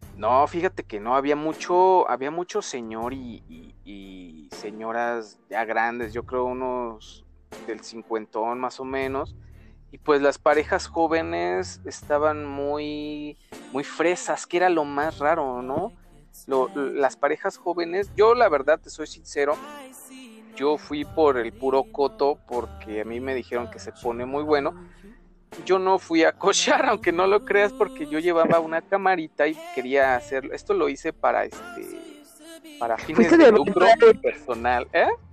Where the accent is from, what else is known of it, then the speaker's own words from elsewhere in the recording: Monterrey, Nuevo León, Mexico; now in Mexico City, Mexico; yo soy, yo soy regio, ya me estoy achilangando